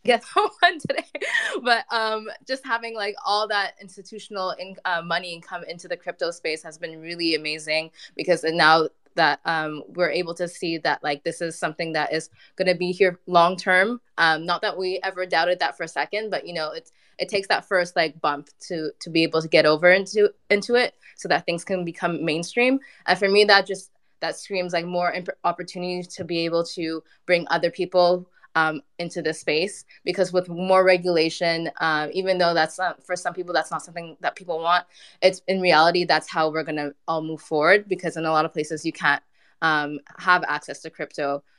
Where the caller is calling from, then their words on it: Montreal, Quebec, Canada; also born or lived in Ghana; I'm calling in from Montreal.